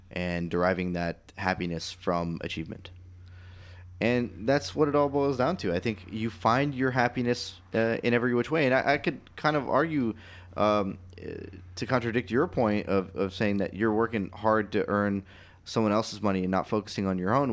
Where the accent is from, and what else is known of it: United States